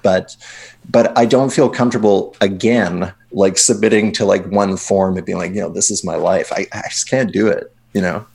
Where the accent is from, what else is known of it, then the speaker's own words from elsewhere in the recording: Winnipeg, Manitoba, Canada; moved away as an adult; I'm originally from Winnipeg